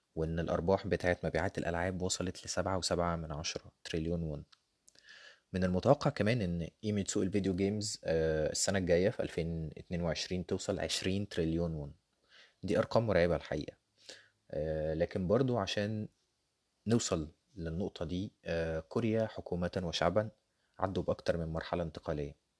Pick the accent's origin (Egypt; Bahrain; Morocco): Egypt; عندنا في مصر